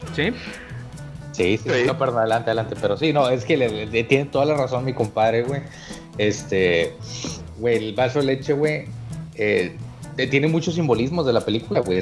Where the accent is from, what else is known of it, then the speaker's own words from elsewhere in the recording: Mexico; moved away as an adult; also born or lived in Monterrey; vengo, vengo de Tacolandia, güey, México